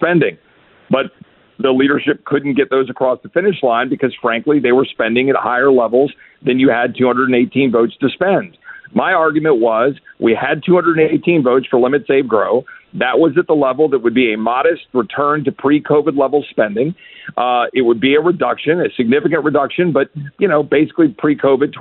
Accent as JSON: {"language": "English", "region": "Texas", "country": "United States", "said": "as a Texan"}